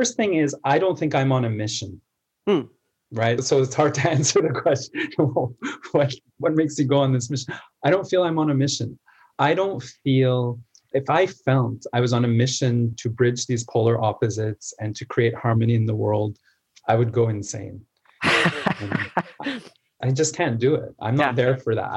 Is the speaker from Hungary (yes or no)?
no; Canada; I was born in Canada, I was spending the summers in Egypt.